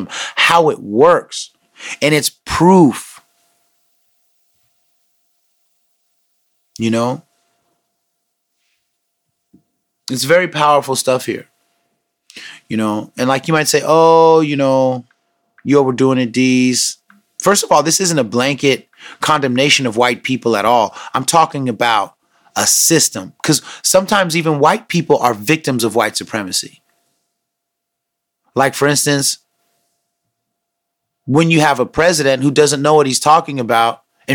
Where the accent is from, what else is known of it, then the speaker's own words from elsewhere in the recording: United States; as an American Muslim